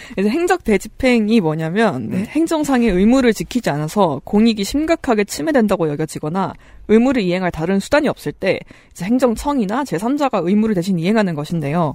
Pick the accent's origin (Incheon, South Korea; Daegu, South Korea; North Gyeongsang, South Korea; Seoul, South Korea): Daegu, South Korea; 제 고향 얘기여서도 있고요